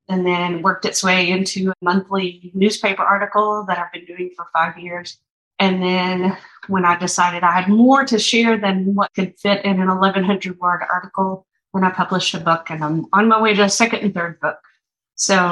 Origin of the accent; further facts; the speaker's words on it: East Tennessee, United States; moved away as an adult; also born or lived in Atlanta; I grew up in East Tennessee